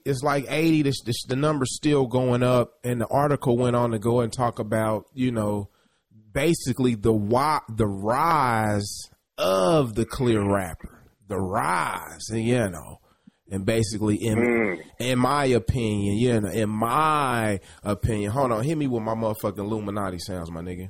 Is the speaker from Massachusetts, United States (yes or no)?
no; Kansas City, Kansas, United States; I grew up in Kansas City, Kansas.